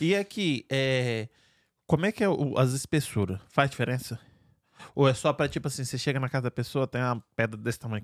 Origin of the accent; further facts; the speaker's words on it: Espírito Santo, Brazil; now in Fall River, United States; sou capixaba aqui.